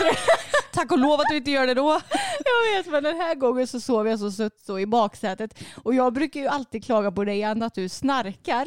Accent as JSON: {"language": "Swedish", "country": "Sweden", "said": "för mig som är svensk"}